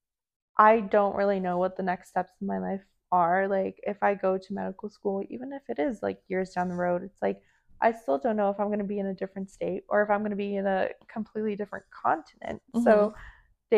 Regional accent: Santa Clarita, California, United States; also born or lived in Poland / Temecula; all my friends that like still live here from my hometown, like just growing up in this hometown

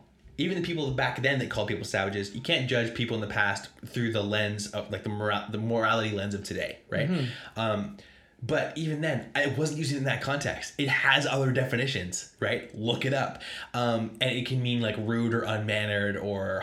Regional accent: Pacific Northwest, United States; we're from the Pacific Northwest.

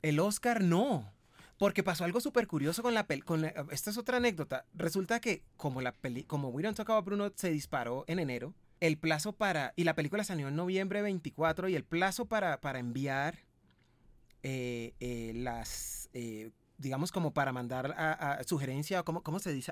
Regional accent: Cali, Valle del Cauca, Colombia; de donde yo vengo, que vengo de Cali

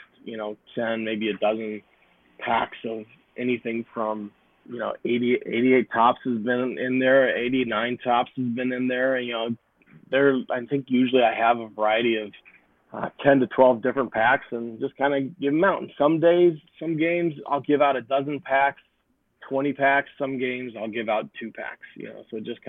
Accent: St. Charles, Missouri, United States; moved away; also born or lived in St. Louis; we moved back here right before the pandemic shut everything down

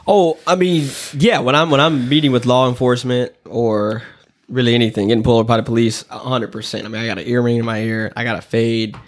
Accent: the South, United States; moved away; I grew up in the South

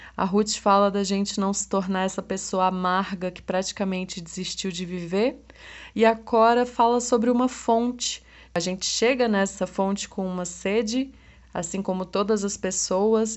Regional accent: Brasília, Federal District, Brazil; eu sou de Brasília

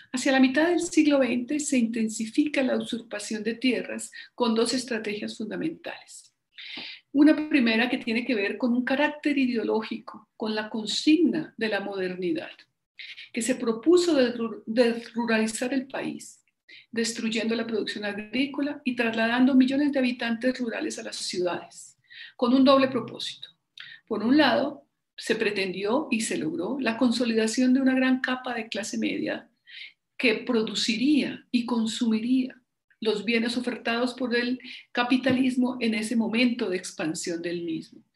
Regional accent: Colombia

